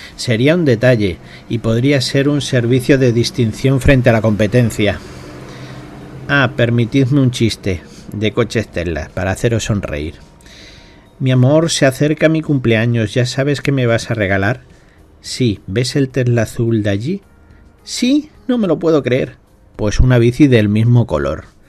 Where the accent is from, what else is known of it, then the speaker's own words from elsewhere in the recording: Plasencia, Extremadura, Spain; de Plasencia Cáceres, un lugar muy hermoso que os invito a conocer. Está en Extremadura y soy español.